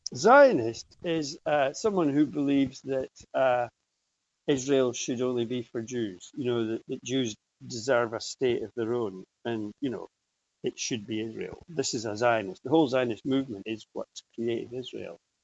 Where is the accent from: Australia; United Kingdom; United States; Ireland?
United Kingdom; Aberdeen, Scotland; when I was a kid, you know, I grew up in Aberdeen.